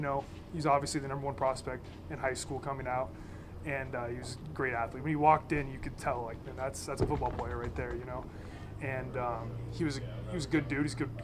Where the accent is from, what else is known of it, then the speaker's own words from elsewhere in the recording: Oregon, United States; because I'm from Oregon